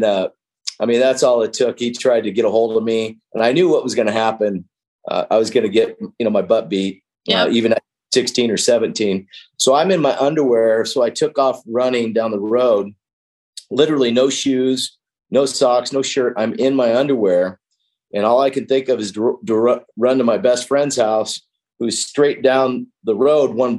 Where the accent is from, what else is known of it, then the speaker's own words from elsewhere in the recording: Wyoming, United States; also born or lived in California; I grew up in Wyoming. You know, after I lived with my dad a year or two, I was getting in too much trouble in California. And so he moved to Wyoming in a little small town